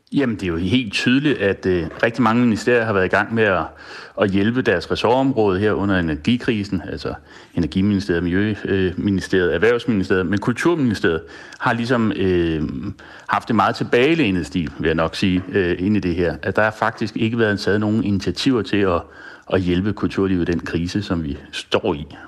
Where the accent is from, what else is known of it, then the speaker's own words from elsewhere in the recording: Denmark; som dansker